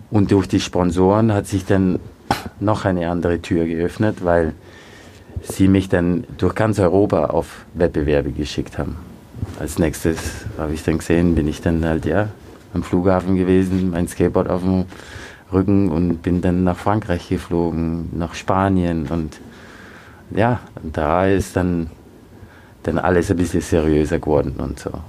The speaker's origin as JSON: {"language": "German", "country": "Austria", "tie": "born or raised there", "said": "Aber als ich aufgewachsen bin in Österreich, war es schon äh, ein Thema auf jeden Fall, mit dem ich mich auseinandersetzen musste."}